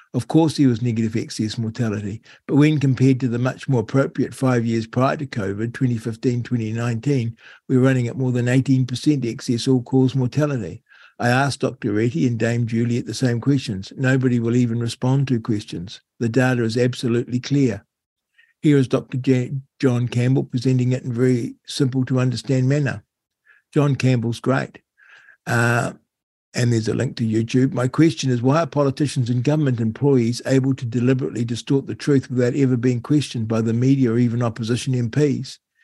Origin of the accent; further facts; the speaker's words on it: New Zealand; how I loved growing up in New Zealand. Uh, to be fair, I found it a little, little bit boring you know, small town New Zealand